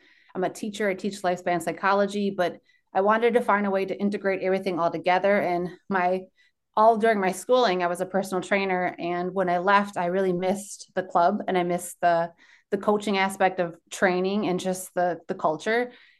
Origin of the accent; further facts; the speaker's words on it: Milwaukee, Wisconsin, United States; first language American Sign Language; English is a second language; I am from Milwaukee, Wisconsin, but I'm working in Wauwatosa, Wisconsin at the Wisconsin Athletic Club.